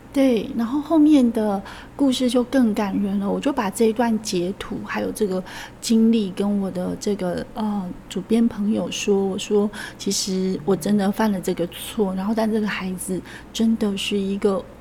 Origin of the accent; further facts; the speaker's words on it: countryside of central-southern Taiwan, Taiwan; 我来自一个中南部的乡下